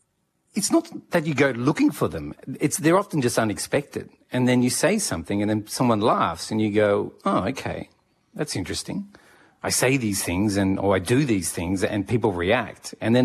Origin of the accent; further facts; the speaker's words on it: Japan; born there; also born or lived in Sydney, Australia / Singapore / Canberra, Australia; So I was born in Japan, and then we came back to Sydney for a while, and then back over to Singapore.